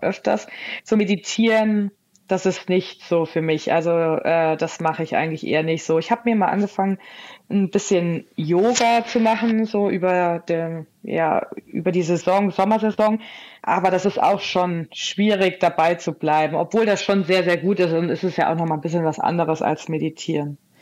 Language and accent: German; Hesse, Germany; moved away; ich komme ja eigentlich gebürtig aus Hessen